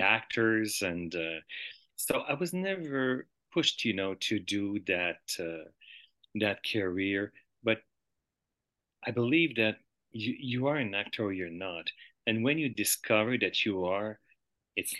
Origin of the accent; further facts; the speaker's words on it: Montreal, Quebec, Canada; I was born in Montreal